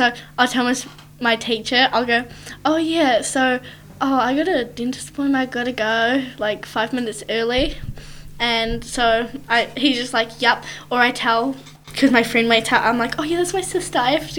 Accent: United Kingdom; I'm British.

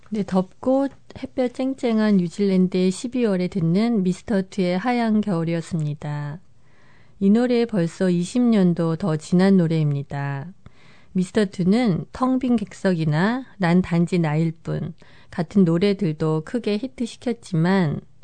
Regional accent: South Korea

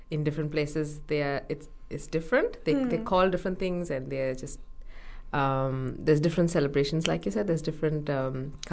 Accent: India; now in New Zealand; I mean, I'm from India

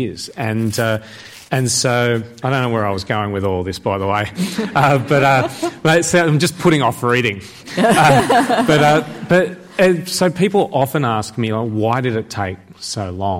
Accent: Sydney, New South Wales, Australia; I'm from Sydney

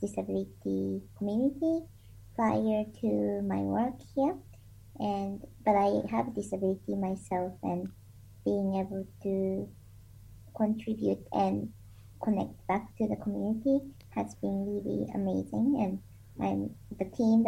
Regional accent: Japan; moved away as an adult; also born or lived in New Zealand; now in Dunedin, New Zealand; I'm originally from Japan, and I came to New Zealand in 2011

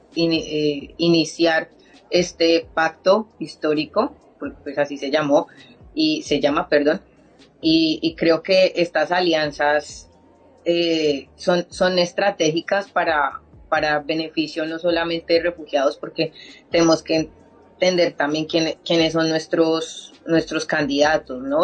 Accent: Colombia; moved away; somos colombianas

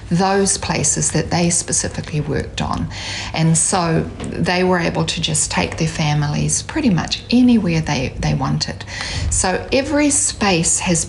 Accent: Hamilton, Waikato, New Zealand; I'm from Kirikiriroa, from Hamilton

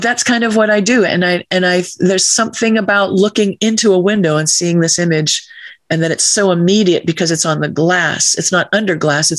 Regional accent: Massachusetts, United States; when I was a teenager in my hometown, the high school kids were given a box of paints and some Christmas cards, and we went out to paint the merchant's windows in my small town in Massachusetts

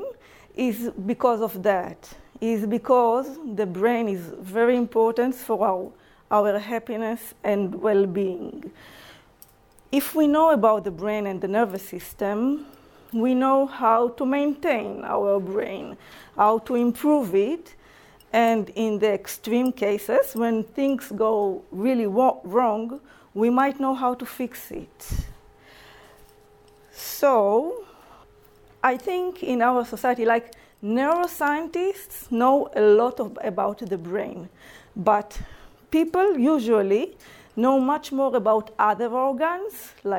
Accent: Israel; English is a second language; moved away as an adult; now in New Zealand; I'm from Israel, as you can hear in my accent.

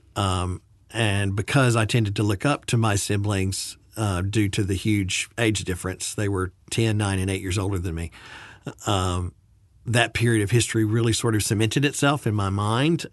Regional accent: Birmingham, Alabama, United States; moved away; a private Baptist university in Alabama, um, in Birmingham where I had grown up

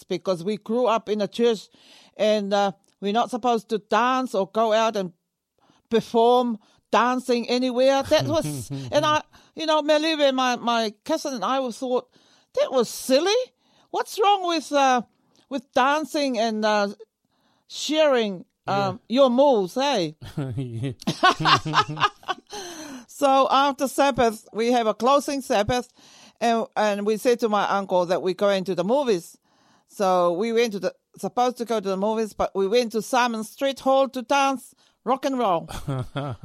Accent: Samoa; also born or lived in Apia, Samoa / Auckland, New Zealand; now in Dunedin, New Zealand; I came all the way from Samoa on a matua. I came all the way to New Zealand

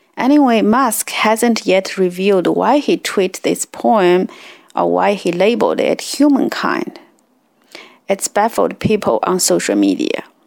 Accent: China; born or raised there; English is a second language; moved away

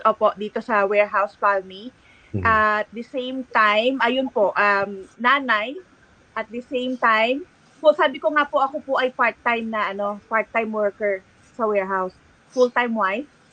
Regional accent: San Pablo, Calabarzon, Philippines; now in New Zealand; Ako po tubong San Pablo, Laguna.

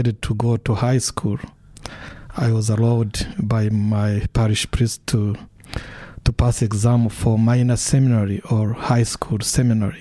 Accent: Rwanda; also born or lived in Washington, D.C.; now in Dunedin, New Zealand; I was born in Rwanda, and I witnessed the whole genocide and killings and massacres, and my own family was affected

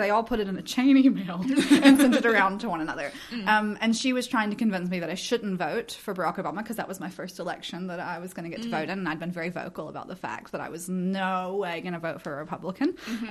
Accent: the South, United States; my growing up in the South largely impacted that.

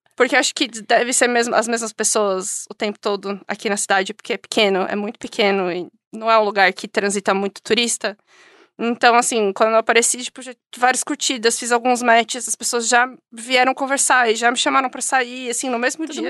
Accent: São Paulo, Brazil; moved away as an adult; now in Invercargill, New Zealand; sou de São Paulo, nasci cresci em São Paulo

